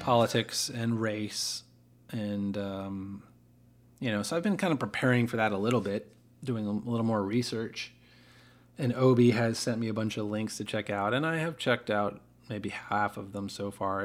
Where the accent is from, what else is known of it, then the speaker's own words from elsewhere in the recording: United States; I didn't choose to be an American. I didn't work hard to become an American